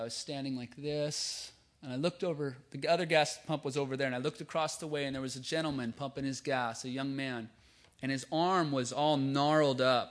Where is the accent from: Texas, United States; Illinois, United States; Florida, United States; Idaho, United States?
Idaho, United States; Lewiston; now in California, United States; That's where I'm from. I'm from Lewiston, Idaho.